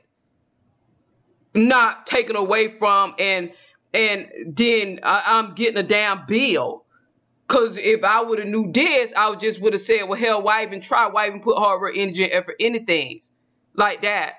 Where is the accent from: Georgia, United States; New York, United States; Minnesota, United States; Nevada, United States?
Georgia, United States; now in Texas, United States; I'm originally from Georgia